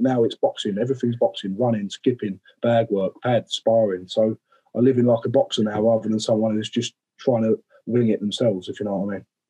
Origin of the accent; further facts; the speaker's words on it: Romford, London, United Kingdom; I'm from Romford